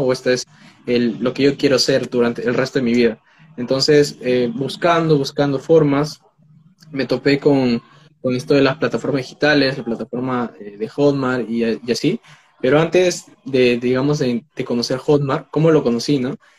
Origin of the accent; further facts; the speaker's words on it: Peru; tengo 19 años, soy de Perú